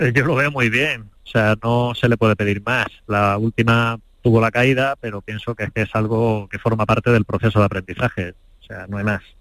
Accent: Spain; Como español

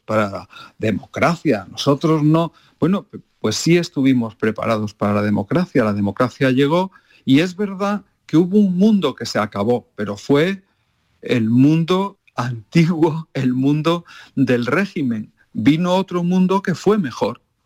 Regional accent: Málaga, Andalusia, Spain; moved away; me encanta volver a mi pueblo, a Málaga

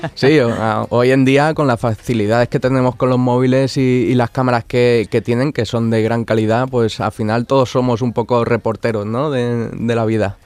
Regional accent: Alicante, Valencian Community, Spain; moved away as an adult; now in Morón de la Frontera, Spain; yo soy de Alicante y hace bueno el verano pasado me, mudé aquí a Sevilla, a Morón de la Frontera

